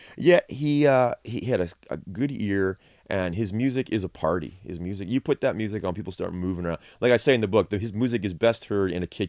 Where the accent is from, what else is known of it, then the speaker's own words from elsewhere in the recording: Detroit, Michigan, United States; I grew up in Detroit, so I grew up listening to, well, not listening to, but hearing a lot of Chicago blues.